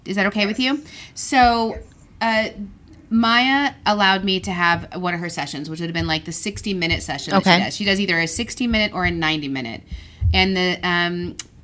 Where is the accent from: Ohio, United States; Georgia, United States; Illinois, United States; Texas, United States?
Texas, United States; Midland; also born or lived in Dallas; went to Midland, where I was raised